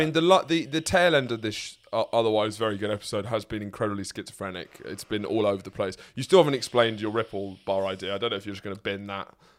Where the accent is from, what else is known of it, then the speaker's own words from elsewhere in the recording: Lewes, South East England, United Kingdom; my hometown of Lewes